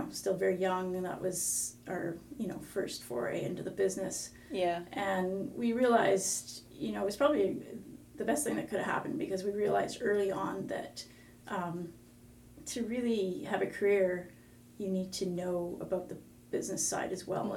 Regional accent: Victoria, British Columbia, Canada; I'm from Victoria. Yeah, born and raised here, which is somewhat rare these days

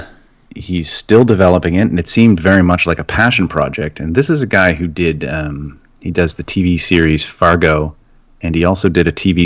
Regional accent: Canada; I'm Canadian

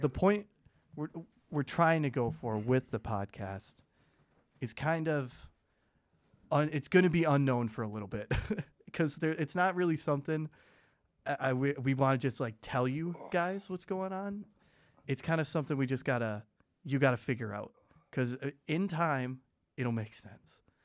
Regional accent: Michigan, United States; born or raised there; now in Oshkosh, United States

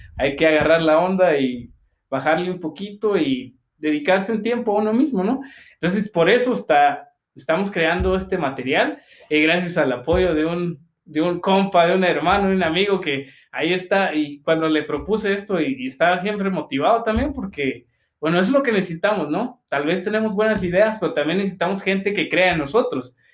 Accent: Guatemala; cómo somos los chapines

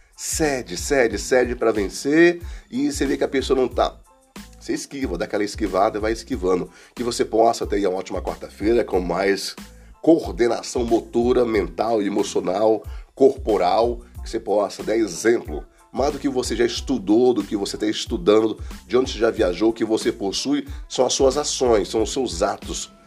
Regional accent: Brasília, Federal District, Brazil; Fui criado aqui, vim para cá para Guará. Eu tinha uns 7 anos.

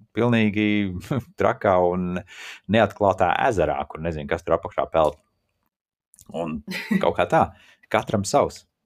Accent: Riga, Latvia; moved away; Es esmu rīznieks no Rīgas

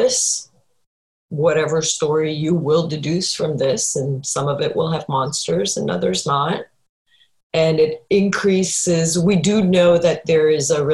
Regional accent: Canada; moved away; I grew up in Canada

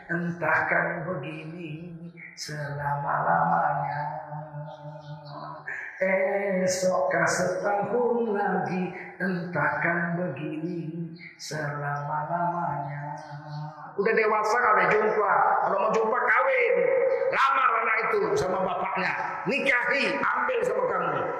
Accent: North Sumatra, Indonesia; Rusaknya ini setelah tahun 70-an di negeri saya Sumatera Timur

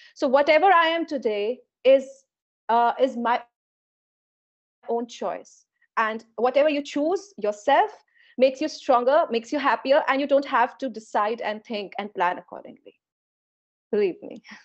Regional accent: India; Being an Indian

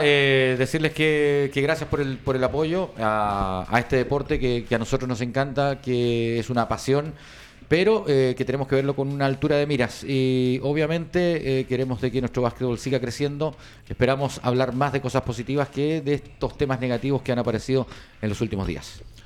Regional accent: Chile

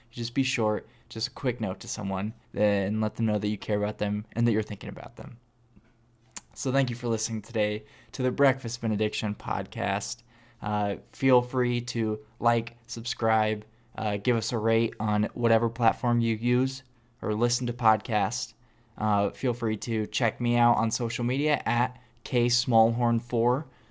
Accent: Illinois, United States; now in Atlanta, United States; I'm from Illinois

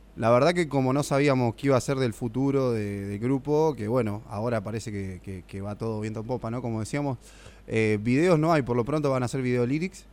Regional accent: Argentina; Con Leo jugamos a la pelota juntos en Villa de Vélez cuando éramos chicos

